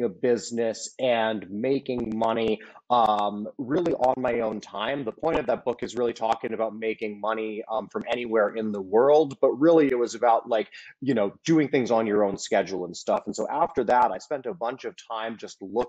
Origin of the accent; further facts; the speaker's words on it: Silicon Valley, California, United States; I grew up in Silicon Valley